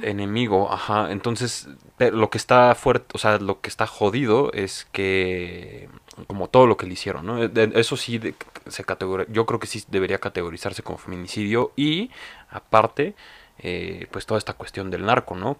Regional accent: Mexico; como mexicanos

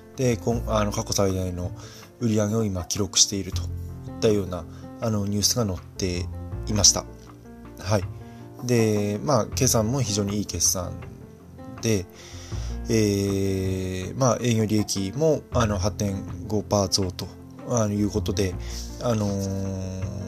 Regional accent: Fukui, Japan; 私はあの福井出身なんでね

